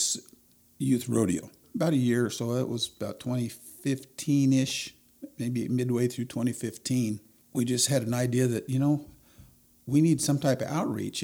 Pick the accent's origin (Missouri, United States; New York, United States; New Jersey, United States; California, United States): California, United States; Wasco; Grew up in a little town north of here called Wasco.